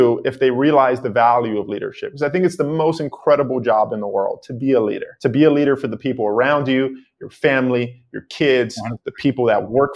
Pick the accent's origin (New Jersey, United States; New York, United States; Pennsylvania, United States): New York, United States; New York City; I grew up in the Bronx in New York City on 182nd Street in a 2-bedroom apartment, extremely poor.